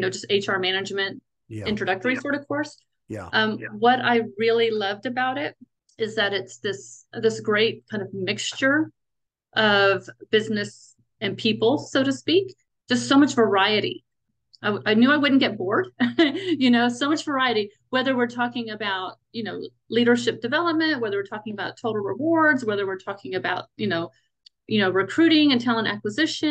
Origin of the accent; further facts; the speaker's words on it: San Antonio, Texas, United States; moved away as an adult; also born or lived in Western Washington / Colorado Springs, Colorado; I'm from San Antonio. So born and raised San Antonio, Texas.